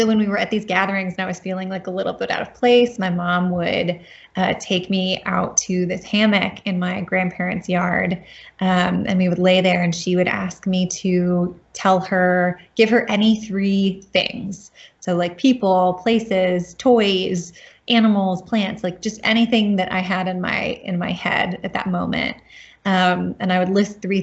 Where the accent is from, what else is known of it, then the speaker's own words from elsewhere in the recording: North Carolina, United States; moved away as an adult; also born or lived in Grantchester, England; I grew up in North Carolina